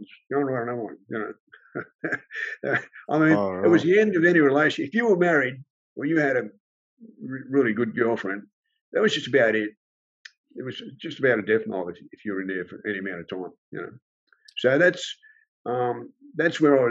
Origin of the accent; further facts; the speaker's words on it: Sydney, New South Wales, Australia; also born or lived in Fairfield; I grew up, Balmain, went to school there and in Fairfield